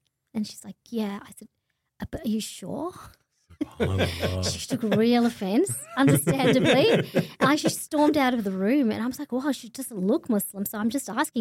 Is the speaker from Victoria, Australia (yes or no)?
yes; Bendigo, Victoria, Australia; moved away as an adult; also born or lived in Kenya / Melbourne; I grew up in Bendigo. I spent primary school there, high school there, and I didn't get to Melbourne until I finished year 12.